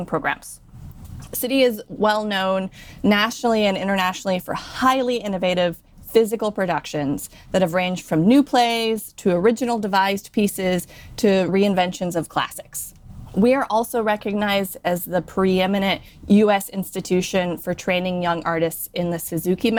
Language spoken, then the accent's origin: English; Midwest, United States; moved away as an adult; now in New York City, United States; I'm originally a Midwesterner that found her way to New York City.